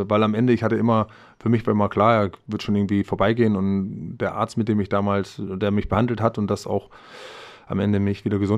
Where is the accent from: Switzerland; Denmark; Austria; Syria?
Denmark; ich hatte die, das Bedürfnis, zurück in mein Heimatland zu gehen, dort zu leben, zu wohnen zu atmen, die Menschen, also die dänische Sprache auch wieder nochmal näher.